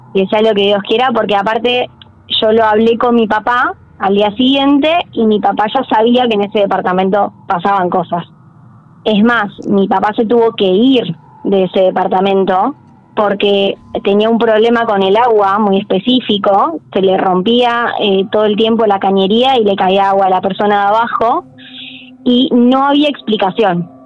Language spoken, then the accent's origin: Spanish; General San Martín, Buenos Aires Province, Argentina; Yo soy de General San Martín, de Zona Norte